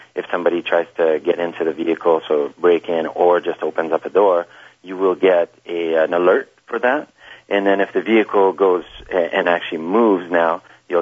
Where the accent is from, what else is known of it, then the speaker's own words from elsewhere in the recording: Canada; we come from Canada